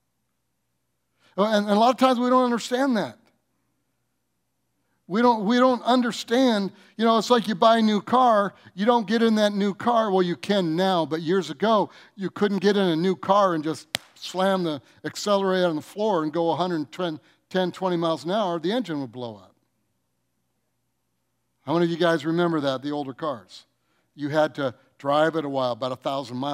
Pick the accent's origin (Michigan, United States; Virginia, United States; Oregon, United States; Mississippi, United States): Michigan, United States; Detroit; I was raised in Detroit